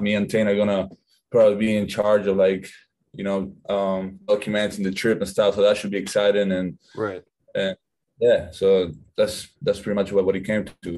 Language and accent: English; Argentina; moved away; I'm from Argentina.